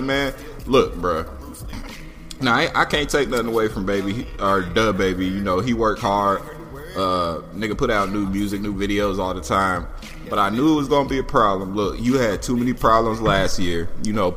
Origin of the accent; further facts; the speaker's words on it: Indiana, United States; now in Atlanta, United States; Not from here, but I do live here. I'm from Indiana